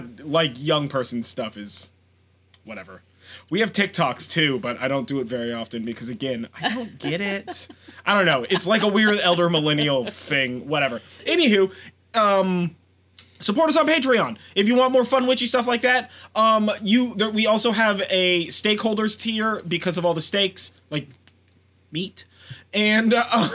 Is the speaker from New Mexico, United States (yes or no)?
no; California, United States; I'm from California.